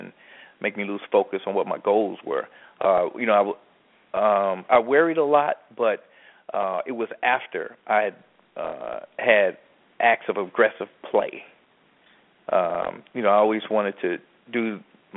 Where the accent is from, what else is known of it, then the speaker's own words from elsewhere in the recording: Midwest, United States; I grew up in the Midwest